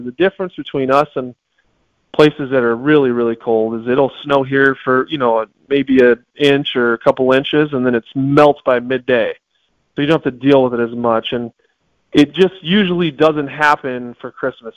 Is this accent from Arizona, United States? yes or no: yes; Tucson, Arizona, United States; I'm born and raised in Tucson, um, large family here